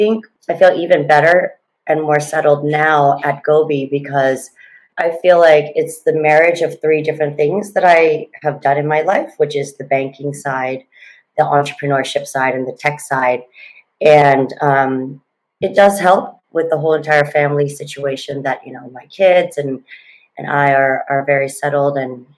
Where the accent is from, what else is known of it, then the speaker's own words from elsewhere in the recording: Thailand; also born or lived in Oregon, United States / Fremont, California, United States; Long story is I was born in Oregon, moved down to Fremont, California, Silicon Valley, when I was two. Obviously not by choice. My dad was an industrial engineer, was there till I was 12. Dad got called back to politics, came back to Thailand, and then basically grew up here.